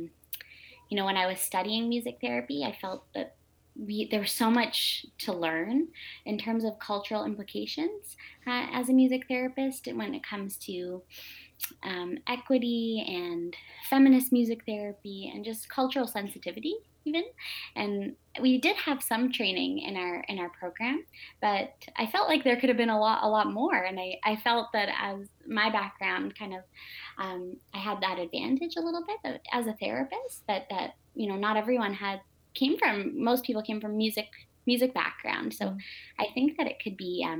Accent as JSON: {"language": "English", "town": "Toronto", "region": "Ontario", "country": "Canada", "said": "I'm from Toronto, Ontario"}